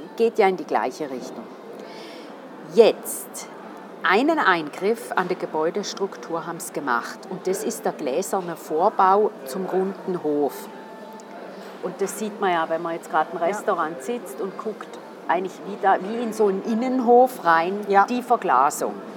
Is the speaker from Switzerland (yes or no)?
yes; St. Gallen, Switzerland; als St. Galler oder St. Gallerin